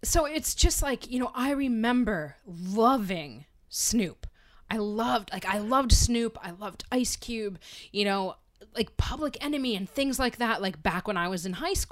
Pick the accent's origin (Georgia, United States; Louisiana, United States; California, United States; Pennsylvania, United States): Pennsylvania, United States; where I grew up in Pennsylvania